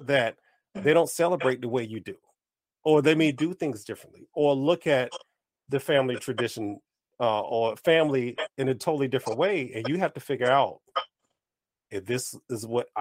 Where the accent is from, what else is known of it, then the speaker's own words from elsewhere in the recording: United States; someone that's born and raised in America